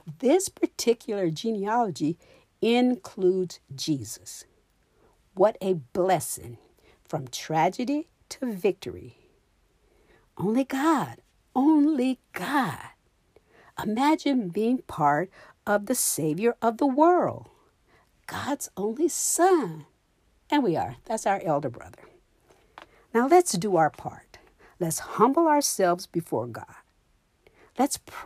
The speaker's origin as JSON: {"language": "English", "region": "Florida", "country": "United States", "said": "I'm from Florida. It's very hot in Florida."}